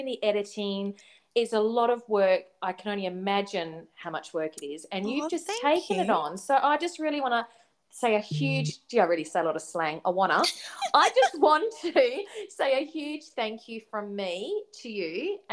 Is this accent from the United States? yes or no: no; Perth, Western Australia, Australia; we're obviously from Perth